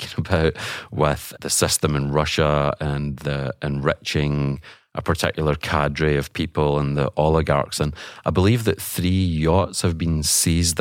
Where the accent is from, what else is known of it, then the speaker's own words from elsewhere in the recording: Scotland, United Kingdom; moved away; I'm originally from Scotland